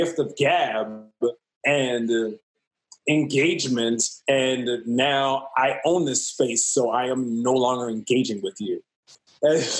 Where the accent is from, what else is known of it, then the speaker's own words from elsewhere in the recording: New York City, New York, United States; I'm from Harlem